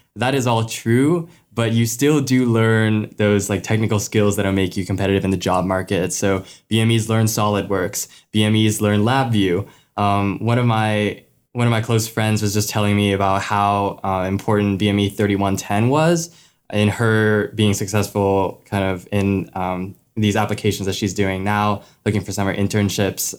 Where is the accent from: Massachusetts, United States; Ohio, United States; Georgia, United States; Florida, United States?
Florida, United States; Gainesville; I'm from Gainesville, Florida.